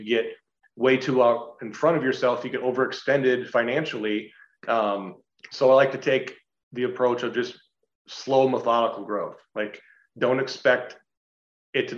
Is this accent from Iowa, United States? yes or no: yes; Iowa, United States; also born or lived in Dallas-Fort Worth / Southern California; now in Iowa City, United States; I grew up in a very rural farm town on the Iowa-Minnesota border